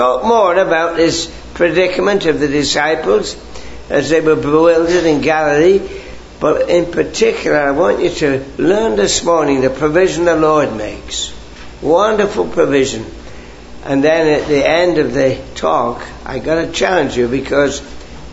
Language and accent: English; England, United Kingdom; now in Canada; I grew up in England where we had these lovely gardens, you know, lots of rain, and I have an English garden in Canada